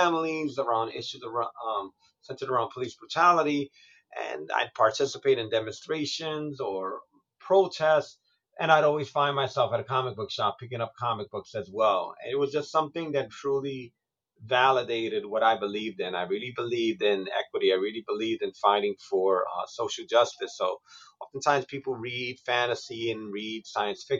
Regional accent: New York City, New York, United States; As a Puerto Rican growing up in New York City

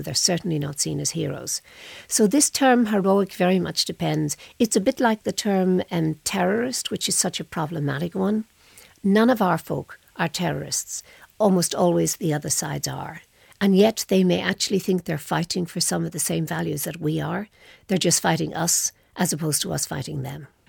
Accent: Ireland; I come from Ireland.

